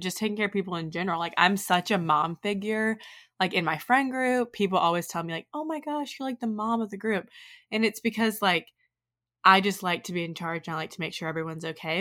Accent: Oxford, Mississippi, United States; growing up in Oxford, a place where people are really concerned with, like, how you look and how you're perceived

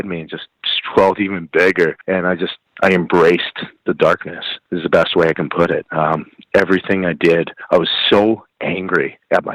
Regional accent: Calgary, Alberta, Canada; I grew up in Calgary, Alberta

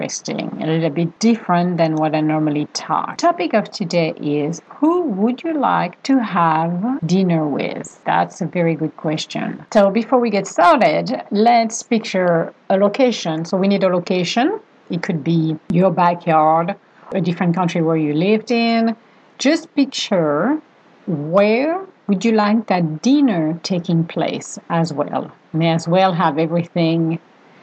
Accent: Venice, Veneto, Italy; moved away; we are from Venice. Originally

